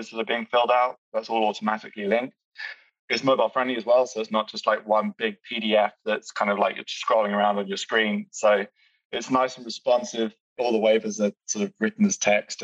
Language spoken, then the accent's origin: English; United Kingdom; I'm British